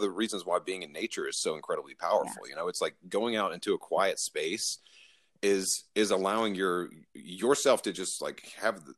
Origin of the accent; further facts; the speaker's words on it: Southeast, United States; growing up in the Southeast